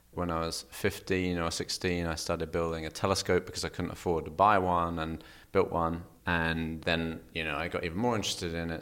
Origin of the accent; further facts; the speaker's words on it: Kent, South East England, United Kingdom; Kent, just south of London